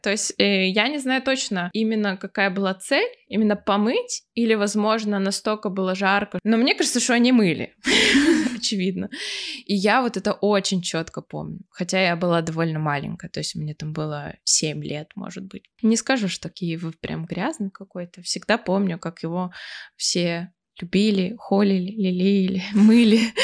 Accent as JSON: {"language": "Russian", "town": "Irkutsk", "region": "Irkutsk Oblast", "country": "Russia", "tie": "born or raised there", "also_born_or_lived": "Kyiv, Ukraine", "moved": "as an adult", "lives_now": "Germany", "said": "Я постоянно возвращалась в Иркутск, в Сибирь, в сентябре, в школу"}